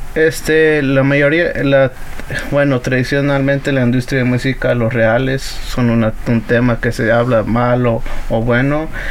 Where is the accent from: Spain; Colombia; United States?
United States; also born or lived in Atlixco, Puebla, Mexico (parents' origin); Inmigraron aquí en el 92 y yo nací en el 97